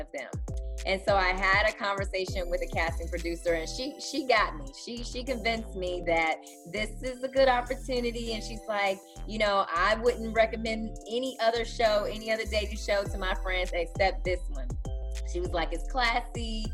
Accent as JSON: {"language": "English", "town": "Chicago", "region": "Illinois", "country": "United States", "moved": "as an adult", "lives_now": "Houston, United States", "said": "I'm still a Chicagoan"}